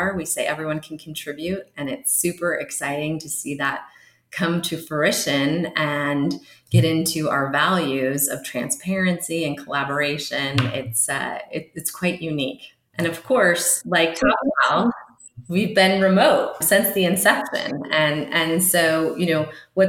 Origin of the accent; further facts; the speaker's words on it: San Jose, California, United States; now in Idaho, United States; I'm a Bay Area native. I was born and raised in San Jose, California